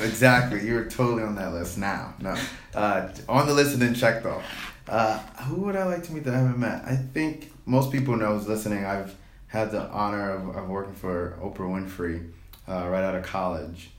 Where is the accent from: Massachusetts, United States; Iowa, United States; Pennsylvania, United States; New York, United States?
New York, United States; I'm a city boy. I'm from New York